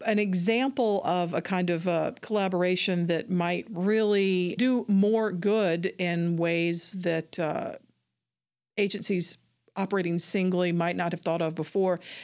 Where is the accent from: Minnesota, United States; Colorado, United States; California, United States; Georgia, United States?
Georgia, United States; Atlanta; I'm from Atlanta